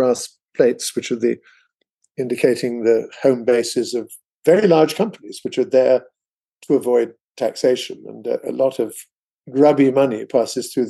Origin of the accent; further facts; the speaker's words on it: England, United Kingdom; moved away as an adult; also born or lived in Oxford; now in United States; from when I was whatever sixth grade is in England.